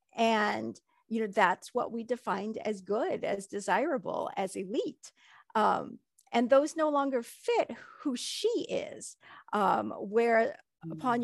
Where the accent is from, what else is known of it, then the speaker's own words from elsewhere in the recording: United States; moving over here and having children here in America